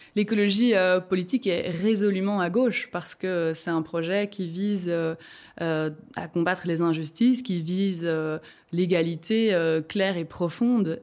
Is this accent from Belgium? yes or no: yes; Rochefort, Wallonia, Belgium; moved away as an adult; now in Brussels, Belgium; je viens de Rochefort au départ, du fin fond de la Prince de Namur